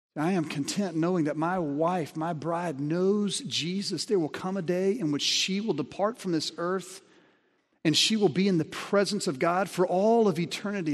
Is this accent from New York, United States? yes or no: no; Alabama, United States; I grew up in Alabama